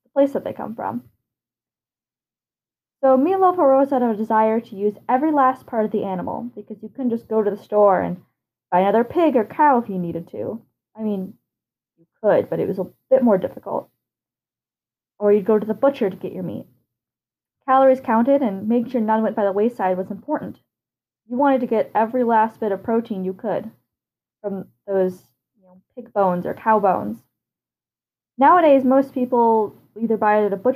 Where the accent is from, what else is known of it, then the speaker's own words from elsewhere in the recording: Midwest, United States; I am from the Midwest.